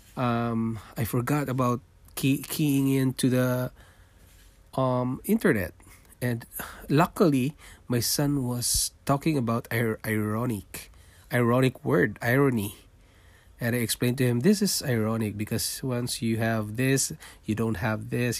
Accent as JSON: {"language": "English", "town": "Manila", "region": "Metro Manila", "country": "Philippines", "tie": "born or raised there", "also_born_or_lived": "Singapore", "moved": "as an adult", "lives_now": "Toronto, Canada", "said": "I was born in Philippines. I'm a Filipino, and I worked in Singapore for five years, leaving my family behind in Philippines, and then we decided to immigrate to Canada"}